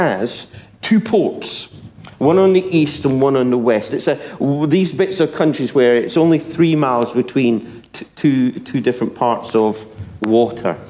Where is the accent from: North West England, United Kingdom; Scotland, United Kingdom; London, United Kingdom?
Scotland, United Kingdom; now in England; I'm Scottish